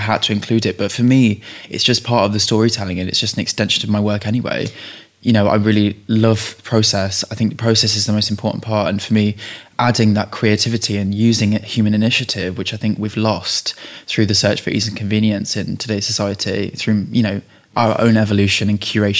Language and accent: English; Leicestershire, East Midlands, United Kingdom; my mum's Czech, my dad's English, and I grew up in Leicestershire